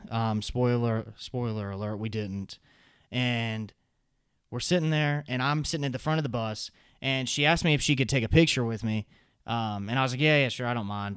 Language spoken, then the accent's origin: English; the South, United States; accent: Southern; I'm from the South, so obviously I have a little bit of a Southern accent